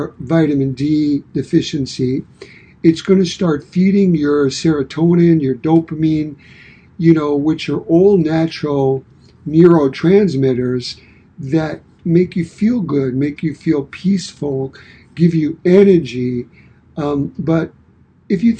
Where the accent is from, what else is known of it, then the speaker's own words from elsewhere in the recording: New York City, New York, United States; now in Michigan, United States; I was born and raised in Brooklyn, New York. And I've been here in Michigan in the Midwest since 1985.